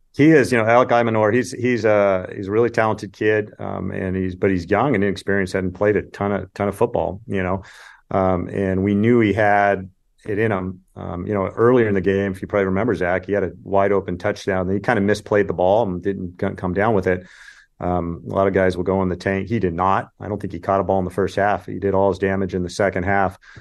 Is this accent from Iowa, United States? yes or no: no; California, United States; I grew up in California and watched the Pac-ten